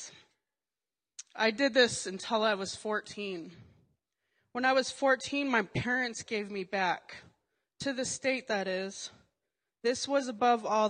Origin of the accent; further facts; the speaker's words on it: Colorado, United States; also born or lived in Alabama; I was born and raised in Colorado